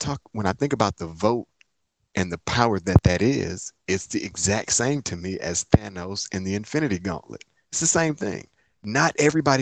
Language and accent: English; Inkster, Michigan, United States; moved away as an adult; also born or lived in Atlanta, Georgia; now in Nashville, United States; I'm from Inkster, Michigan. Inkster is a small city outside of Detroit.